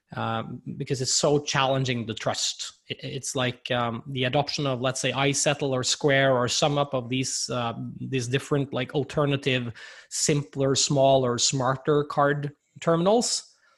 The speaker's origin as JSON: {"language": "English", "country": "Norway", "said": "I'm here from Norway and and I've seen firsthand the development here in the Nordics"}